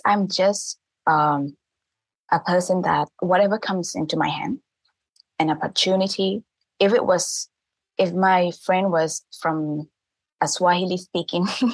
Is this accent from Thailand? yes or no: yes; Thailand; first language Thai; English is a second language; my native tongue, which is Thai, which I learned from my parents